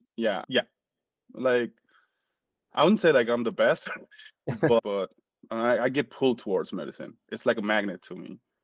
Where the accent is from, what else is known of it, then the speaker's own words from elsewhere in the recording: Nepal; moved away as an adult; now in United States; I'm from Nepal. Originally, I'm from Nepal. I immigrated back in 2012 to the US.